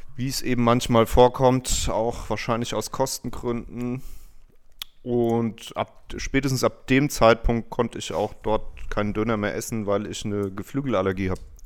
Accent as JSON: {"language": "German", "town": "Hanau", "region": "Hesse", "country": "Germany", "said": "aus Hanau"}